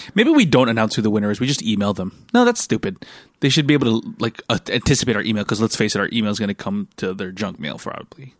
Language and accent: English; United States; moved away; also born or lived in Singapore; when I was growing up in America